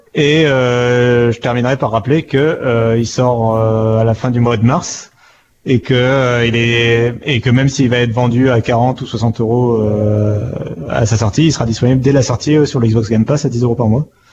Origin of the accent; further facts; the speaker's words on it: France; on est français